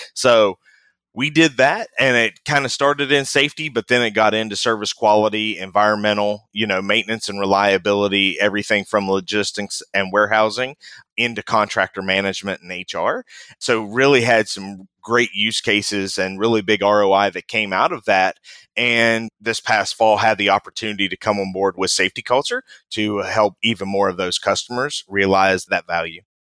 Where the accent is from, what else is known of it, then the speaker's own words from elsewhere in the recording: West Virginia, United States; moved away; I grew up in West Virginia, born and raised in West Virginia. Family still lives back there.